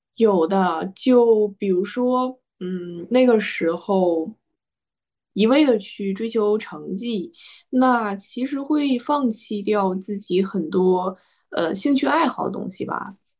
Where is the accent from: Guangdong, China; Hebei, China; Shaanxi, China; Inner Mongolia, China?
Hebei, China; 因为我是河北人，然后我就是在那种衡水体制中出来的